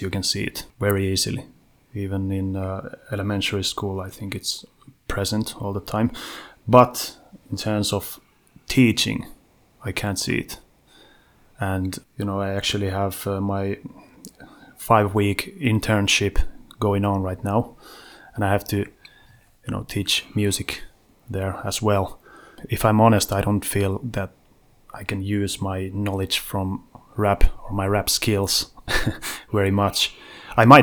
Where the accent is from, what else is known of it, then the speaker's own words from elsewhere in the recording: Vantaa, Uusimaa, Finland; I'm from Western Vanta, ….